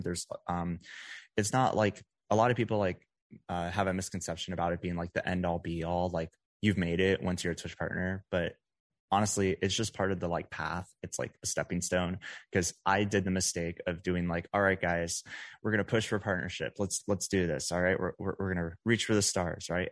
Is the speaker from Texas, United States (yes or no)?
yes; Dallas-Fort Worth area, Texas, United States; moved away as an adult; now in Las Vegas, United States; I'm originally from the Dallas-Fort Worth area in Texas, um, but just last month I moved out to Las Vegas